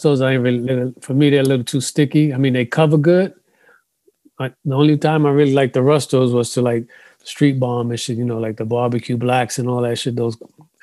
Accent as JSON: {"language": "English", "town": "New York City", "region": "New York", "country": "United States", "tie": "born or raised there", "said": "So I grew up in Bronx River Projects."}